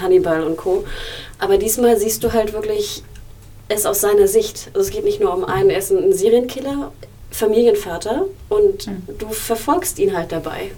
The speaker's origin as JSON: {"language": "German", "country": "Germany", "tie": "born or raised there", "said": "bin ich in Deutschland aufgewachsen"}